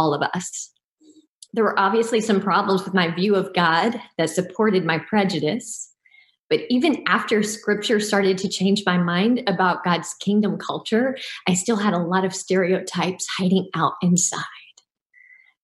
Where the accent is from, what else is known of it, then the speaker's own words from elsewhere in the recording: Deep South, United States; I grew up in the Deep South